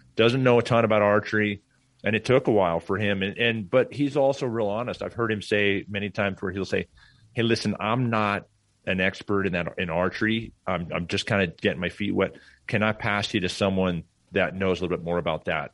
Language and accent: English; Portland, Oregon, United States; moved away; I grew up in Portland, Oregon.